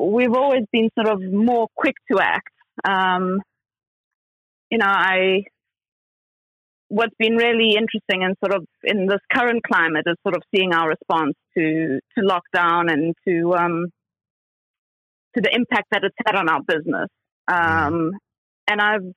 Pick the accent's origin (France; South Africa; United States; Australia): South Africa; now in London, United Kingdom; I'm originally from South Africa